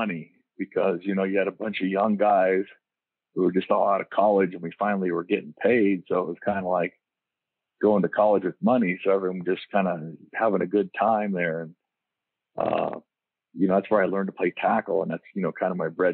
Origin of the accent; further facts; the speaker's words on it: Diamond Bar, California, United States; moved away as an adult; also born or lived in Oregon; I grew up in L.A. County, a place called Diamond Bar, which is East L.A. out by Pomona area there